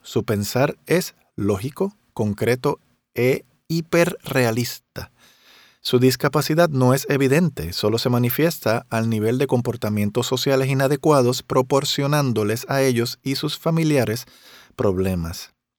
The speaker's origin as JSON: {"language": "Spanish", "town": "Río Grande", "country": "Puerto Rico", "tie": "born or raised there", "said": "yo en Río Grande, en mi pueblo"}